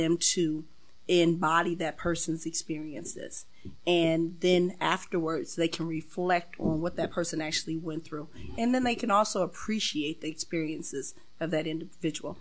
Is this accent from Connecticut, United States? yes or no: no; Springfield, Illinois, United States; born and raised in Springfield